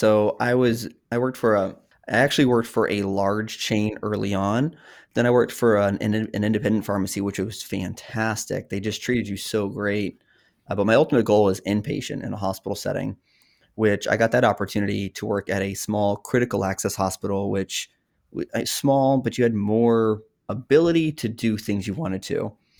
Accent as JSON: {"language": "English", "region": "Oklahoma", "country": "United States", "also_born_or_lived": "Texas / Massachusetts / New Hampshire", "said": "I'm a military brat. So I'm from Oklahoma, but I've lived in Oklahoma. I've lived in Texas. We didn't move around as much as other people, but Massachusetts."}